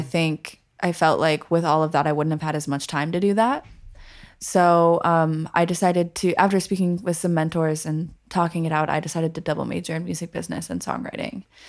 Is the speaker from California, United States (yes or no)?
no; Colorado Springs, Colorado, United States; moved away; also born or lived in Minnesota / Berkeley; I'm originally from Colorado Springs, Colorado. I was born in Minnesota, but I, I moved to Colorado when I was pretty young, so I consider myself a native.